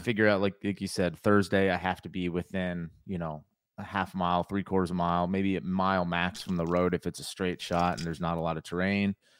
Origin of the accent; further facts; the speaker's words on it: Connecticut, United States; moved away as an adult; now in North Carolina, United States; I grew up in Connecticut.